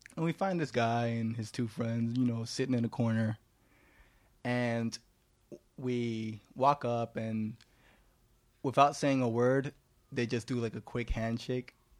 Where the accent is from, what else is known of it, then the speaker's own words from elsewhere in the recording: New York City, New York, United States; I was born here in Manhattan, and so were the rest of my brothers.